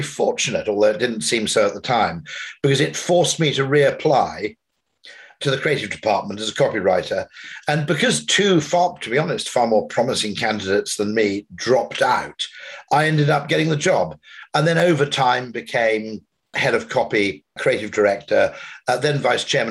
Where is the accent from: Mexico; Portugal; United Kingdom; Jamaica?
United Kingdom; Wales; grew up in Wales and I'm part Welsh